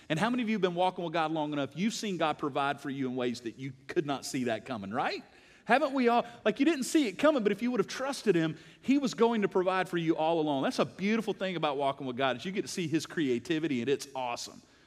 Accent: United States; I love being an American

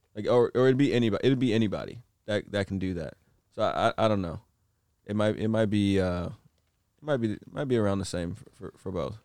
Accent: Northern California, United States; I'm a NorCal baby

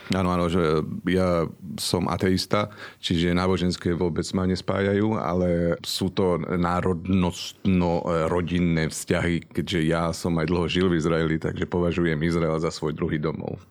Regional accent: Slovakia; aj ja som doma na Slovensku

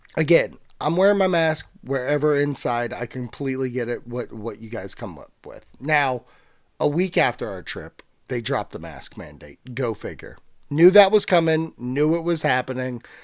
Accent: Virginia, United States; So I'm from Virginia. I live in Virginia

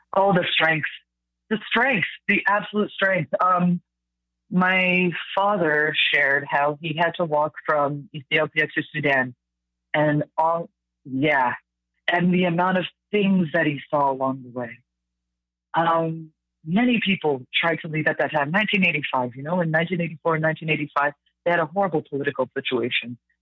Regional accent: Mississauga, Ontario, Canada; I was raised in Mississauga

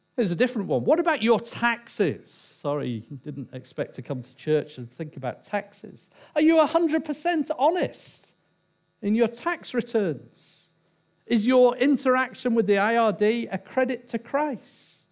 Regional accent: England, United Kingdom; I'm English

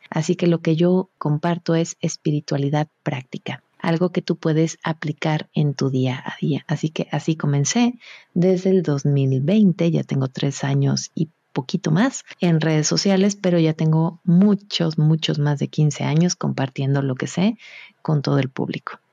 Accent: Mexico; yo soy mexicana

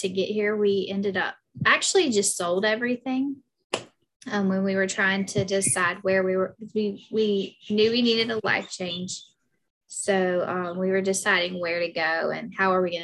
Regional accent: Anderson, South Carolina, United States; accent: Southern; moved away as an adult; now in Hawaii, United States; we were both born and raised in Anderson

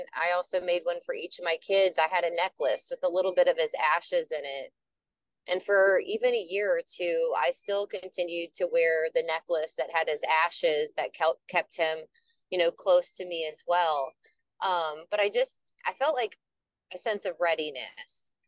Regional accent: the Twin Cities area, Minnesota, United States; I am from Minnesota, the Twin Cities area

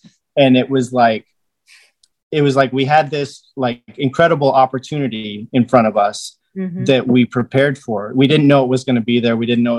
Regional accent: Arizona, United States; Because I came from Arizona and people were like, oh, you brought the heat with you.

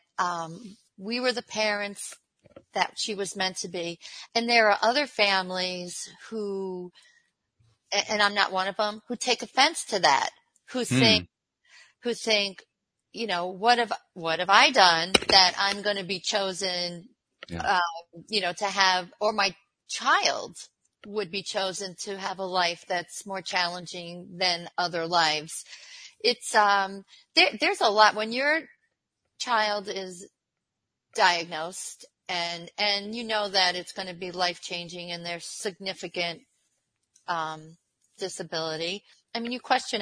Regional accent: Long Island, New York, United States; moved away as an adult; also born or lived in Miami, United States; now in Buffalo, United States; I'm originally from Long Island

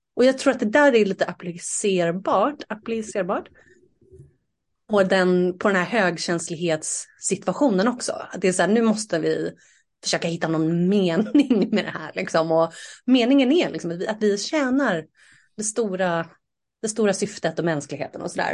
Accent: Saltsjöbaden, Stockholm County, Sweden; moved away; jag är uppvuxen i Saltsjöbaden

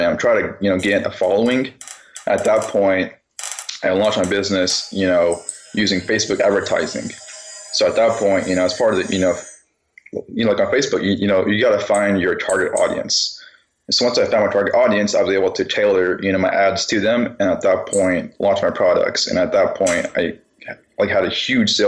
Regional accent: Dallas, Texas, United States; I'm actually from Dallas-Fort Worth, Texas.

